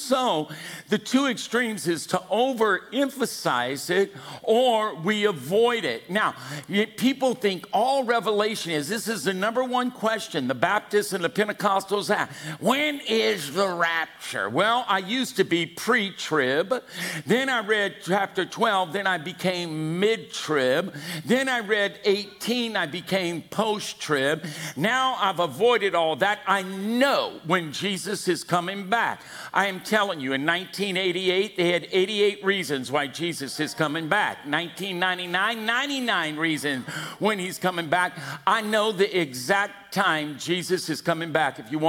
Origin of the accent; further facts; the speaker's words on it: Louisiana, United States; now in California, United States; Good God, you can tell I'm from Louisiana.